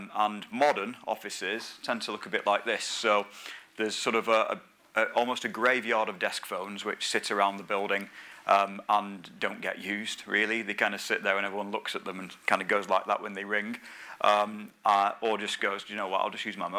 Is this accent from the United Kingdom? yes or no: yes; the north of England, United Kingdom; I'm a northerner, as you can probably tell